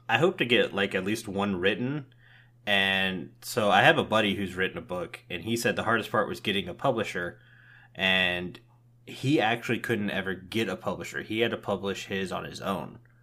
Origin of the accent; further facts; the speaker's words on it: Tampa, Florida, United States; moved away; I was born and raised in Tampa, Florida